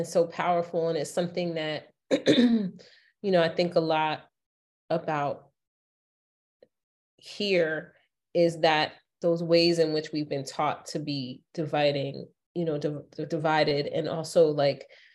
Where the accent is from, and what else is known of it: United States